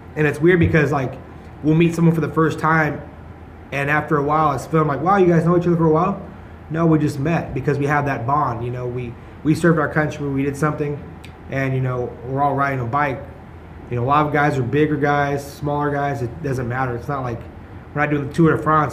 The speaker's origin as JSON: {"language": "English", "town": "Stockton", "region": "California", "country": "United States", "tie": "born or raised there", "also_born_or_lived": "San Diego", "said": "I've lived in Stockton my whole life."}